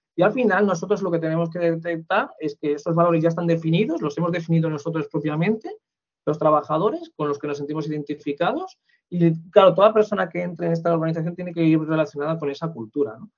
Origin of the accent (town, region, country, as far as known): Spain